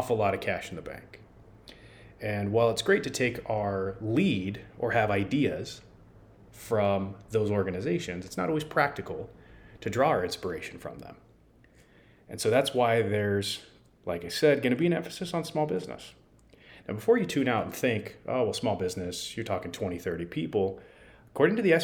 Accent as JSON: {"language": "English", "town": "San Francisco", "region": "California", "country": "United States", "tie": "born or raised there", "also_born_or_lived": "San Diego, California / Arizona", "said": "I grew up in California, in San Francisco"}